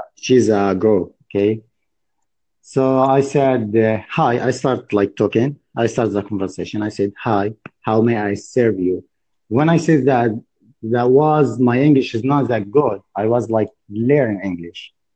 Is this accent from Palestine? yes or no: yes; Gaza Strip, Palestine; I'm from Palestine. I live in Gaza Strip